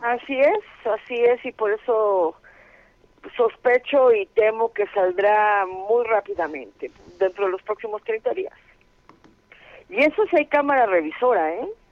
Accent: Mexico

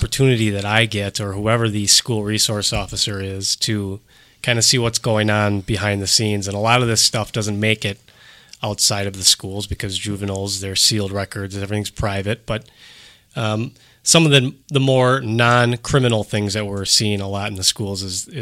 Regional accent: Cedarburg, Wisconsin, United States; I grew up in Cedarburg, went to public school, went to private school in Cedarburg

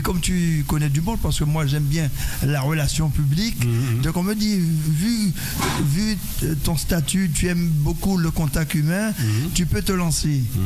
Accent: Petit-Bourg, Guadeloupe; je suis de Petit-Bourg

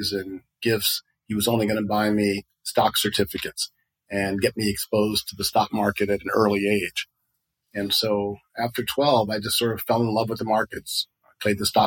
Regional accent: Chicago, Illinois, United States; I grew up in Hyde Park, Chicago

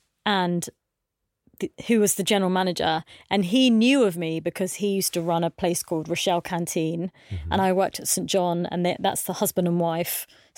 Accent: India; Because I've been brought up that way. I'm Indian, and I'd been sort of told that I had to marry a doctor, a lawyer, or something.

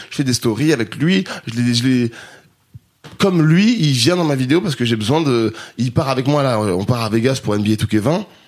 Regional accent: Grenoble, Auvergne-Rhône-Alpes, France; now in Paris, France; j'ai grandi à Grenoble

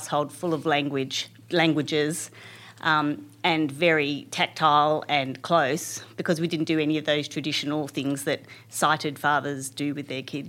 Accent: Canberra, Australian Capital Territory, Australia; I'm one of those people who are from Canberra. I grew up here in a ordinary middle-class family and all the benefits that brings.

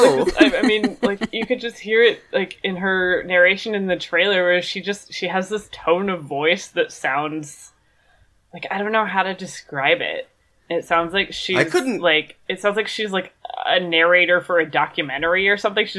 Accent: Indiana, United States; Yeah, no, I feel it. I'm from Indiana.

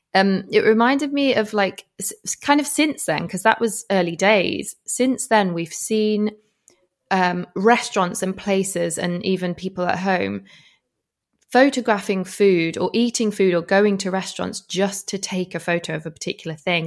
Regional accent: Yorkshire and the Humber, United Kingdom; moved away; We're both from West Yorkshire

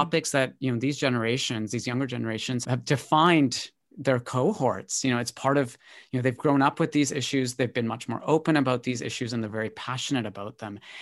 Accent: Canada; also born or lived in Britain; now in United Kingdom; I grew up in Canada, so we grew up singing God Save the Queen in school

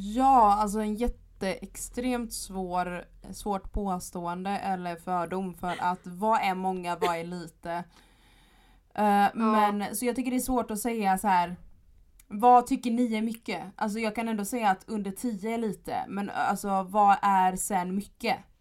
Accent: Gothenburg, Västra Götaland, Sweden; jag kommer från Göteborg

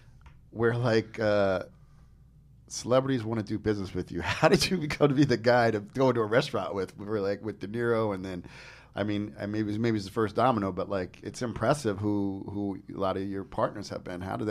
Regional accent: Long Branch, New Jersey, United States; also born or lived in New York / California; I grew up in Long Branch.

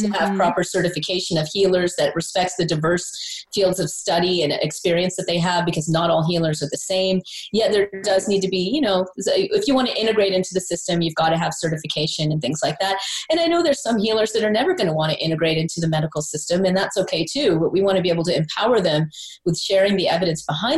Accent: South Carolina, United States; I'm East Indian. I was born in South Carolina. All my friends were Baptist Christian

